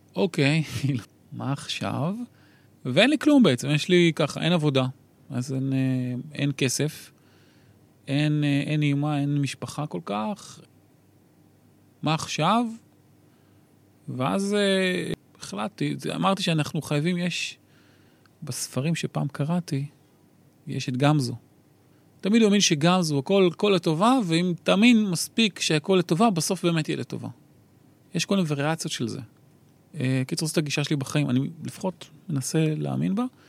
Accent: Kiryat Bialik, Haifa District, Israel; moved away; אני גדלתי ב-, בשכונה צור שלום קראו לזה, אה, עדיין קוראים לזה

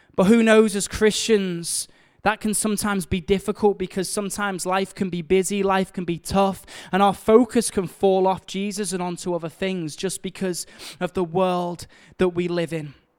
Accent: Liverpool, North West England, United Kingdom; we're from Liverpool

